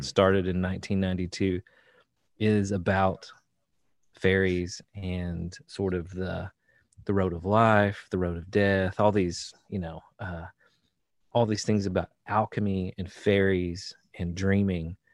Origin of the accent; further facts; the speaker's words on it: Eastern Kentucky, United States; now in Central Kentucky, United States; I grew up in Eastern Kentucky. Um, where, where I'm right now is in Central Kentucky